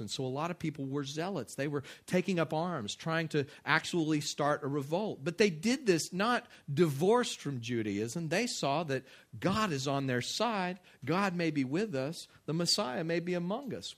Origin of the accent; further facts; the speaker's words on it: West Texas, United States; I grew up in West Texas